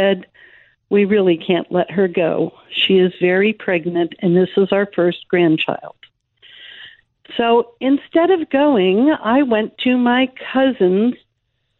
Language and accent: English; San Francisco Bay Area, California, United States; now in Michigan, United States; I was growing up in the San Francisco Bay Area, newly married.